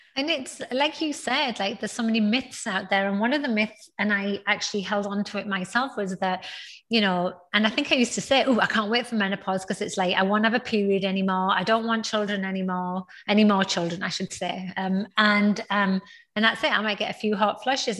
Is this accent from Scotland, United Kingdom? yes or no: no; North East England, United Kingdom; now in Houston, United States; I, was born in the northeast of England, and now so where I am from in the northeast of England is one of those like small towns with not a lot